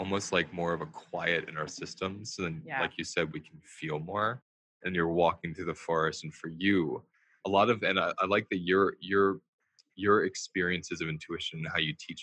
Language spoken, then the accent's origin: English; New York, United States; I'm a New Yorker